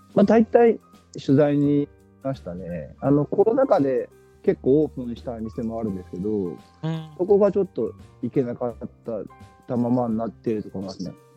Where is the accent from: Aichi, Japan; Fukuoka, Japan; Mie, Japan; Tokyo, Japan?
Aichi, Japan; also born or lived in Nagano; 出生地が長野県、うん、で、うんうん、半年ぐらい向こうで過ごしてしてあ、あとは、まあ、高校も大学も中学も全部あの、えー、学校は愛知県ですね。